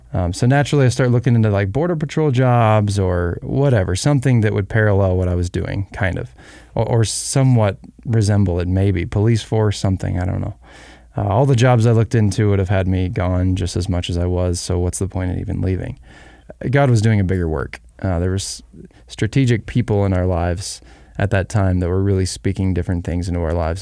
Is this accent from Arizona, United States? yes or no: yes; Arizona, United States; We were raised in Arizona